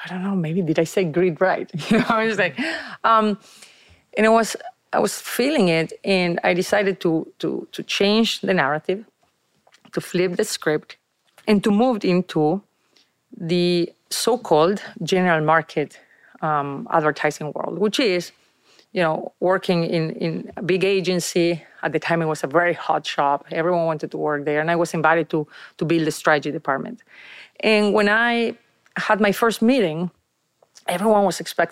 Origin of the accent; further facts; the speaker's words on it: Argentina; English is a second language; moved away as an adult; now in United States; I moved from Argentina to the States